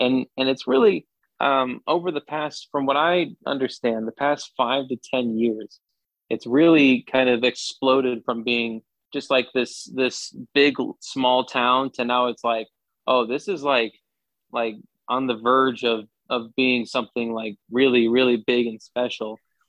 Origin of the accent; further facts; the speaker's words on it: Lake of the Ozarks, Missouri, United States; moved away as an adult; also born or lived in Topeka, Kansas; now in Greenville, United States; I grew up in a small town, and I grew up in the Lake of the Ozarks